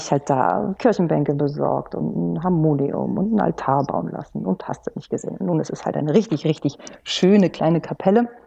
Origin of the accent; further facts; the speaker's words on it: Kiel, Schleswig-Holstein, Germany; Das ist für mich als Nordlicht, ich komme aus Kiel, ist natürlich ein Muss